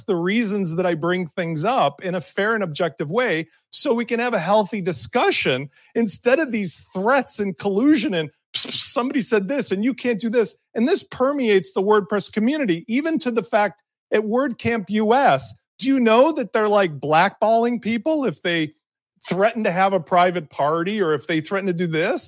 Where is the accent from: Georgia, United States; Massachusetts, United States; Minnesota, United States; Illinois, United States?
Illinois, United States; Chicago; I grew up in Chicago.